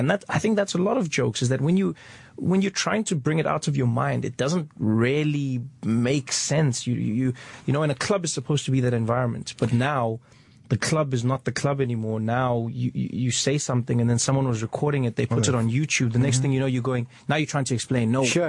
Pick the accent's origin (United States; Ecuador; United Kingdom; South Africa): South Africa; luckily, when I was 10 years old, we had our first democratic election. So I only lived 6 years into apartheid.